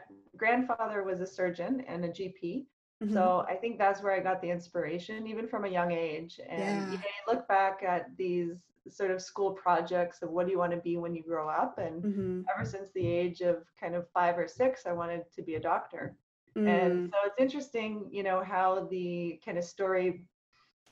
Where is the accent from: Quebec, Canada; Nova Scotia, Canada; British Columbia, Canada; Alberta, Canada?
Alberta, Canada; Calgary; I grew up in Calgary, Alberta